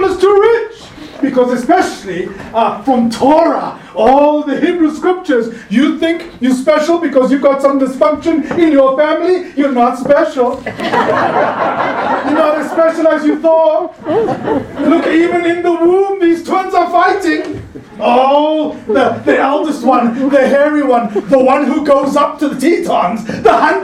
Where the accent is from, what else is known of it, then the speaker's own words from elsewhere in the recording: Cape Town, Western Cape, South Africa; moved away; I grew up in Cape Town